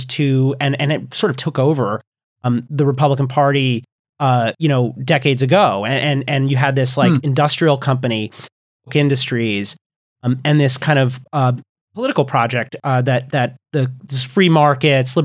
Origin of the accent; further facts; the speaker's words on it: United States; I'm an American